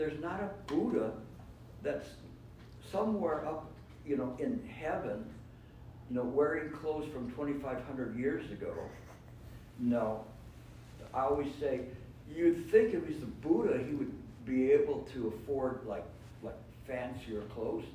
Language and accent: English; California, United States; I come from California